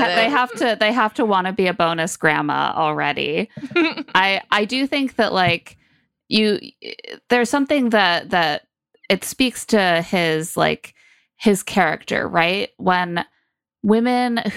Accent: Indiana, United States; I grew up in Indiana

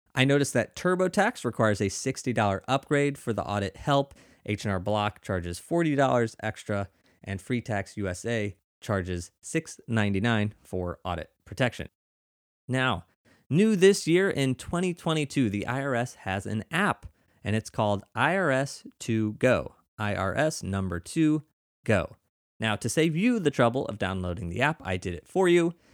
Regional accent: Missouri, United States; now in New York, United States; where I grew up in Missouri

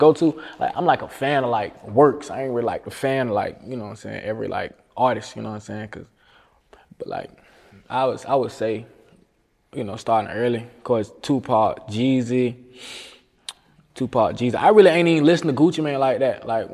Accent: Jacksonville, Florida, United States; I was born in West Jack.

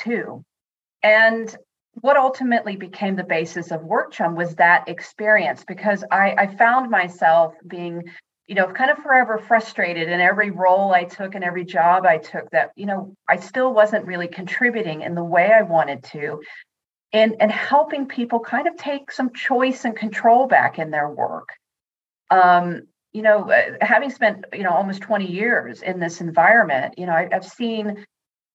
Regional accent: United States; accent: American; moved away as an adult; also born or lived in Netherlands; now in Northampton, United Kingdom; I am American, but I actually live in Northampton in the UK

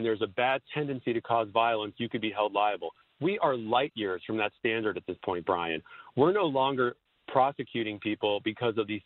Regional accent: South Florida, United States; also born or lived in Washington, D.C.; I'm actually in South Florida. I was actually working at an operation down here on Latin American affairs for the administration for the past near 4 years, and I'm originally from South Florida.

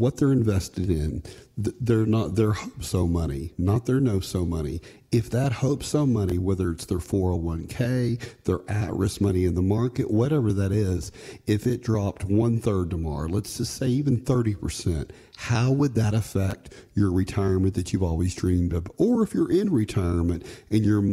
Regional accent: Texas, United States; I'm from Texas

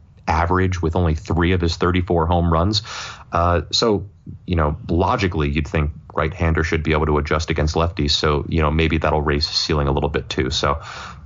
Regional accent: Philadelphia, Pennsylvania, United States; as a Philadelphian

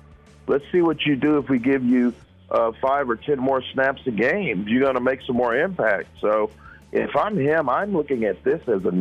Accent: Tyler, Texas, United States; born or raised there

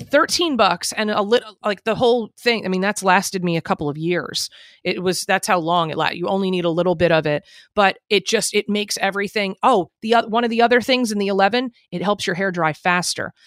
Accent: New Jersey, United States; I'm from Jersey

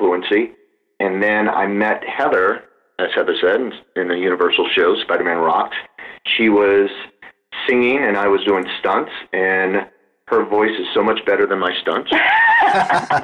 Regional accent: New Orleans, Louisiana, United States; I'm originally from New Orleans, born and raised

